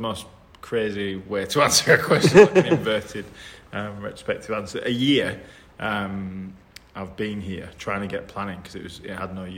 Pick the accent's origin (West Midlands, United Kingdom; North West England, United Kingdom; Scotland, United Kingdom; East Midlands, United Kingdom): North West England, United Kingdom; Burnley; moved away as an adult; also born or lived in Hull / London; now in Sheffield, United Kingdom; originally from Hull, but then my family moved to Burnley when I was younger, so like East Lancashire